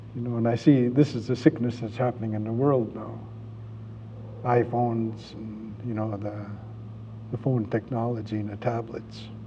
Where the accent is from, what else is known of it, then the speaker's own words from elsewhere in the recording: Vancouver, British Columbia, Canada; I'm from Vancouver